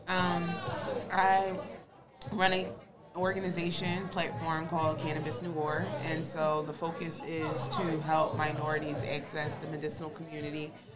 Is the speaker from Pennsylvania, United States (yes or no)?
yes; Philadelphia, Pennsylvania, United States; I grew up in North Philly